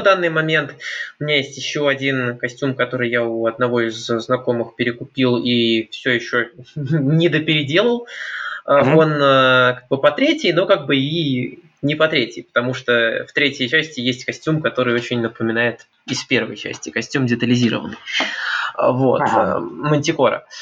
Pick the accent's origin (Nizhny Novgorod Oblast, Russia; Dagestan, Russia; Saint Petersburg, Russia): Saint Petersburg, Russia; я из Питера